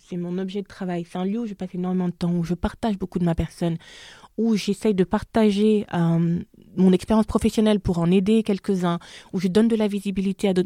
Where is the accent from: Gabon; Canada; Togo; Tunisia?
Gabon; accent: Gabonese; moved away as an adult; also born or lived in France; now in Paris, France; mon accent gabonais ressortait